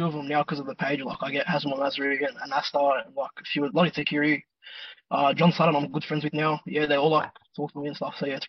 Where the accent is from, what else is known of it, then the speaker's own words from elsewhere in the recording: Sydney, New South Wales, Australia; I'm from Western Sydney, which most people probably realise from the voice.